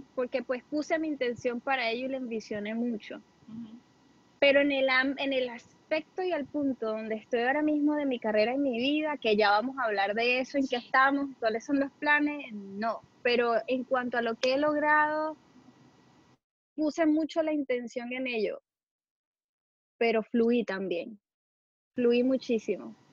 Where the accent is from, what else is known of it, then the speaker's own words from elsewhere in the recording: Venezuela; soy tu primera venezolana